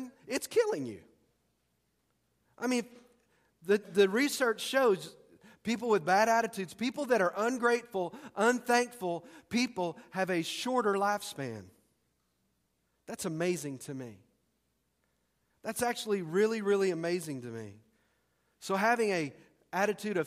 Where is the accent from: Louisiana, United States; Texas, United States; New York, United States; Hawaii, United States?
Texas, United States; I'm from Texas.